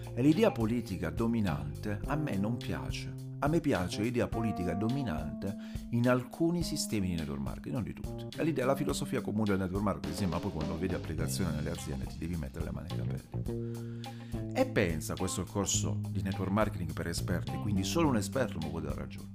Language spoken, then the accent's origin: Italian; Rome, Lazio, Italy; sono di Roma